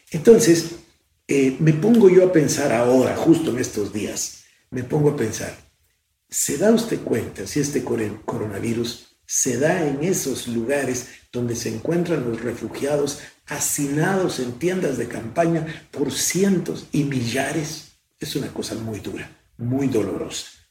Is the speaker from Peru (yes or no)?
no; Guatemala; Soy el único guatemalteco en la historia que ha presidido el Consejo de Seguridad de Naciones Unidas